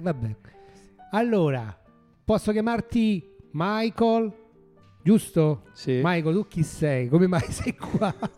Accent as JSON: {"language": "Italian", "town": "Rome", "region": "Lazio", "country": "Italy", "said": "sono di Roma"}